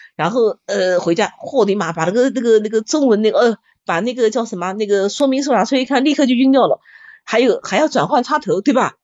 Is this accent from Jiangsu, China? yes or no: yes; Nanjing, Jiangsu, China; 我们南京人不吃炉蒿嘛